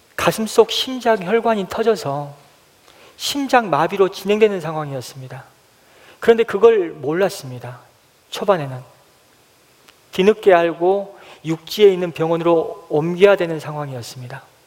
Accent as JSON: {"language": "Korean", "area": "Haenam", "region": "South Jeolla", "country": "South Korea", "tie": "born or raised there", "moved": "yes", "said": "제 고향은 해남 땅끝 마을에서 배를 타고 30분가량 들어가야 하는 노하도라는 섬입니다"}